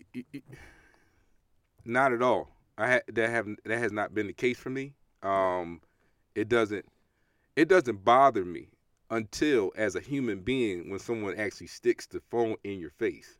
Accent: New York City, New York, United States; growing up in Brooklyn, New York

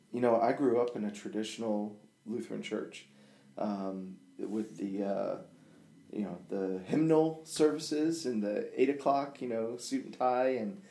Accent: Togo; born there; my parents were African missionaries and I was born in Togo, Africa, and the village nicknamed me ….

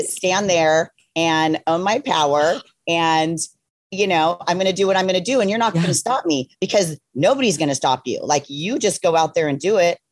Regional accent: Ojai, California, United States; I grew up in Ojai, California.

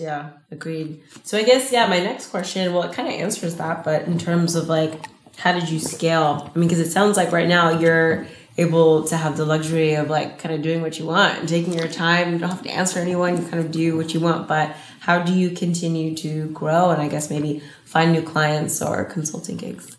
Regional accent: Los Angeles, California, United States; I'm from L

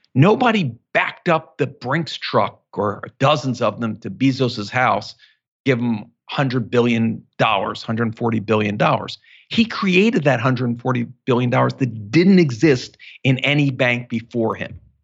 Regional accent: Philadelphia, Pennsylvania, United States; growing up in Philadelphia, we're both from Philly

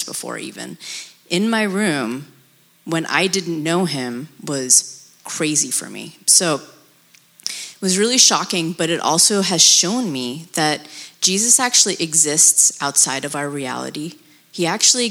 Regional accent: United States; also born or lived in Pakistan / Abu Dhabi; I was born in Pakistan, and I lived in Abu Dhabi until I was 9, and moved to America around that time period.

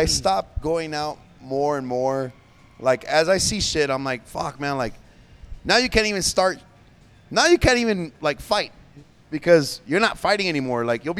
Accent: Chaparral, New Mexico, United States; also born or lived in El Paso, Texas; I am from Chaps

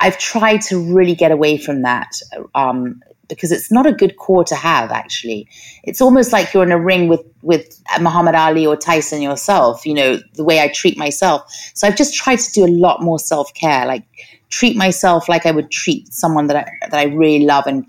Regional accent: Los Angeles, California, United States; I grew up in Hollywood

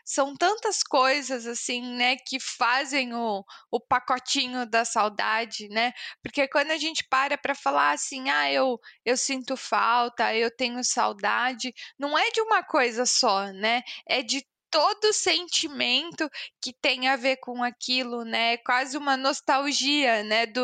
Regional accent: São Paulo, Brazil; born there; accent: São Paulo; also born or lived in Curitiba; Eu nasci em São Paulo, toda a minha família é de lá. E aí, os últimos seis anos antes de vir pra cá foram em Curitiba.

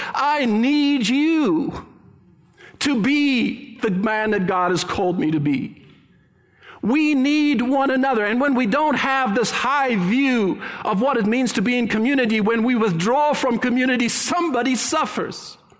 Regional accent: Cape Town, Western Cape, South Africa; moved away as an adult; now in Canada; born and raised in heaven, as I like to refer to it, South Africa, Cape Town

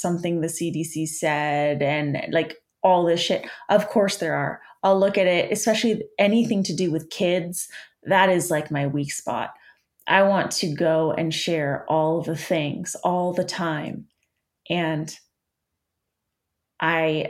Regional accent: Canada; I'm Canadian

